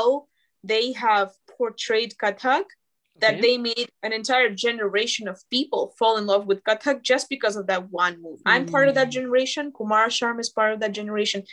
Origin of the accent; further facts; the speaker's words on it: Moscow, Russia; now in Los Angeles, United States; I'm from Russia